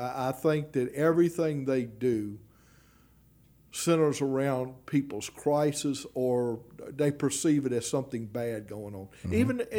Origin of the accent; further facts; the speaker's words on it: Baton Rouge, Louisiana, United States; And I spent a tremendous amount of time in North Baton Rouge during my – I grew up in North